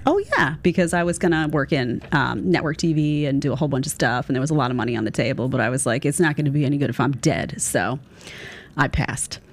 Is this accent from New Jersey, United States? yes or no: no; New York City, New York, United States; I grew up in Staten Island, but my grandparents lived right next to the park